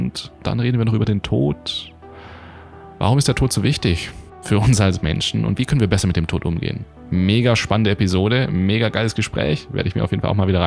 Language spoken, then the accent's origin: German; Baden-Württemberg, Germany; ich begrüße dich heute aus mal wieder meiner Heimat in der Nähe von Stuttgart.